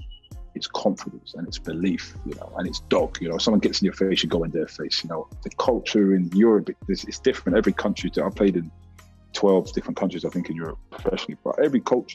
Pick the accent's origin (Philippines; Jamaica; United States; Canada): Jamaica; You know, I'm Jamaican, I'm not British.